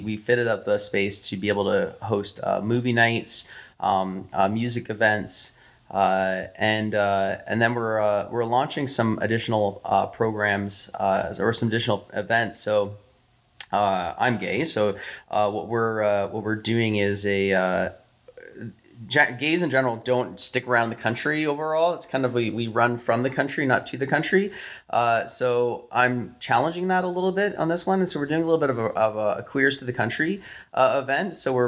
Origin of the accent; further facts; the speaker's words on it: Canada; We're Canadian.